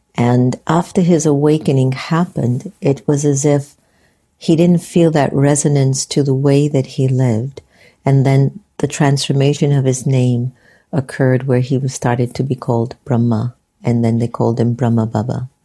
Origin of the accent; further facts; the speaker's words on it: United States; growing up a non Hindu, second generation Indian American in the United States